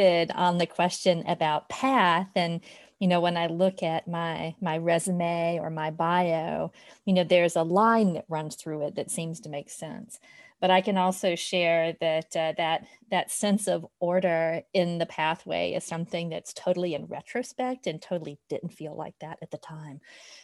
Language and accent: English; LaGrange, Georgia, United States; I grew up with in my hometown of LaGrange, Georgia